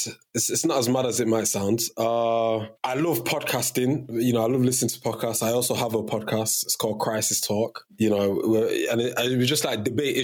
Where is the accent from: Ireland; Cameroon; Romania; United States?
Cameroon; was born, 1999, you know, Fresh Prince and all that, it was very, very popular in Cameroon, which is my home country.